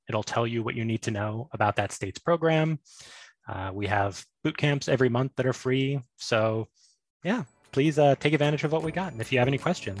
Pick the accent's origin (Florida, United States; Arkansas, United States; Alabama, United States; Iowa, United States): Alabama, United States; born there; accent: Southern; also born or lived in New York; now in Connecticut, United States; I was born in Alabama, as you can tell by my rich Southern accent. But I lived in New York for several years.